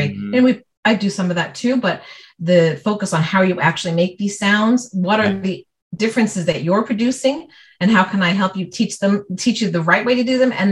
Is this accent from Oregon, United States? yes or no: no; New York City, New York, United States; accent: New York; moved away as an adult; now in Ontario, Canada; I'm originally from New York City. I grew up in Brooklyn and okay. Staten Island, New York. So I could put it on. I could talk New York